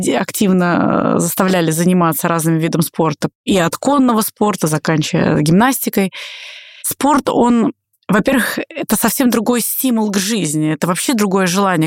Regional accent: Russia

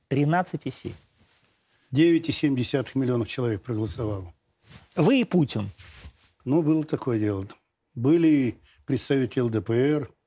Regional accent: Novosibirsk Oblast, Russia; Из, я из Новосибирского, затем он переехал.

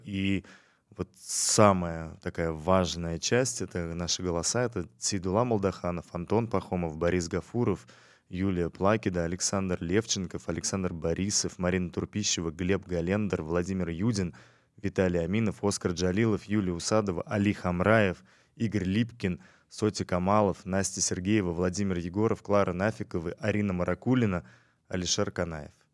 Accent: Tashkent, Uzbekistan; я ташкентец э, в пятом поколении, поэтому э, для меня это э, всегда дом

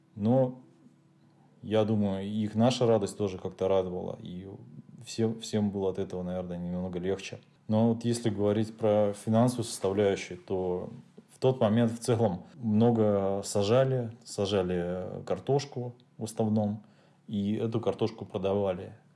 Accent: Volosovo, Leningrad Oblast, Russia; я родился в городе Волосово, это Ленинградская область

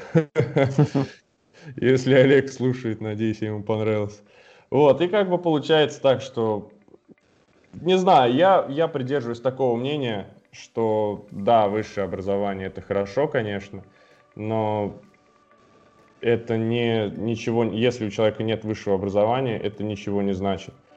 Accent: Almetyevsk, Tatarstan, Russia; moved away; Изначально я сам вообще из Альметьевска, это город 150 э, тысяч населения и в Татарстане. И я там начинал

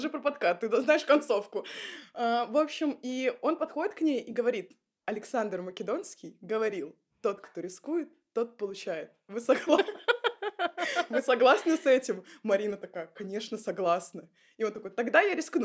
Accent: Saint Petersburg, Russia; Я вообще из Питера

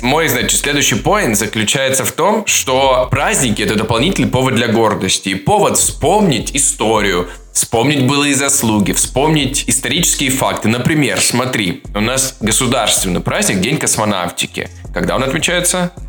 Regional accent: Adygea, Russia; я из Адыгеи, понимаешь, я адыгеец

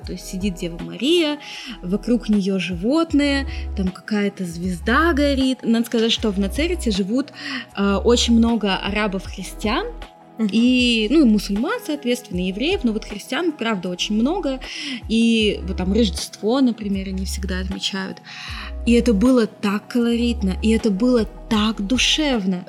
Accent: Russia; also born or lived in Israel / Yekaterinburg, Russia

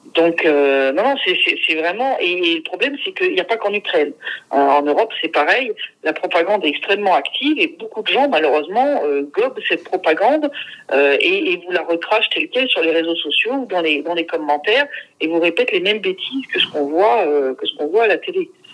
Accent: France; moved away; mon pays natal

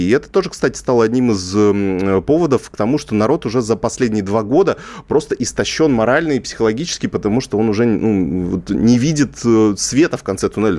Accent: Kazakhstan; я просто сам из Казахстана

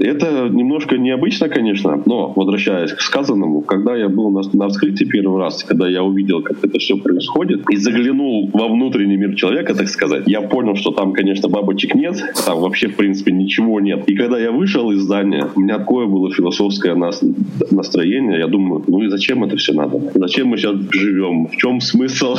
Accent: Russia; moved away as an adult; now in Yekaterinburg, Russia; я сам родом не из Екатеринбурга, а из маленького закрытого города

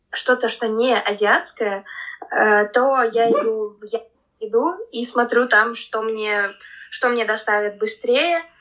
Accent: Saint Petersburg, Russia; я родилась {S1} в Петербурге и а. э, всю жизнь в нем прожила.

